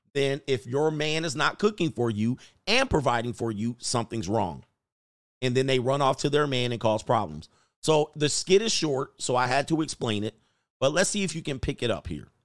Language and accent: English; Los Angeles, California, United States; I'm from the San Fernando Valley